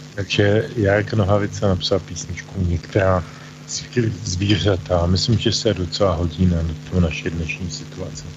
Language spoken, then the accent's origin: Czech; Czechia; u nás v Čechách